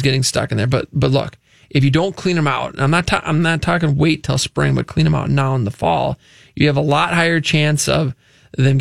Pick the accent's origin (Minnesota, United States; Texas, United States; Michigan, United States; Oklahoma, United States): Minnesota, United States; Luverne; We are from Laverne, Minnesota, Southwest Minnesota, the great metro of Laverne